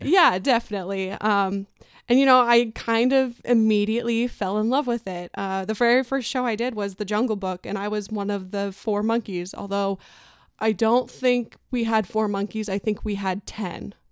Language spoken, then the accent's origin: English; Albion, Nebraska, United States; So I surprisingly grew up in a very small community of about sixteen hundred people up north. It's a town called Albion, Nebraska.